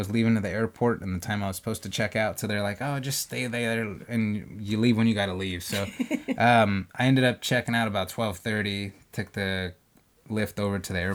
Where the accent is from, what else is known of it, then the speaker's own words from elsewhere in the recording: California, United States; I'm a chef from California